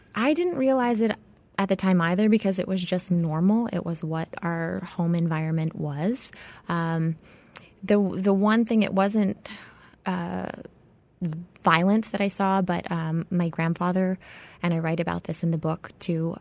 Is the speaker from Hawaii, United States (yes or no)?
yes; Hawaii, United States; I was born and raised in Hawaii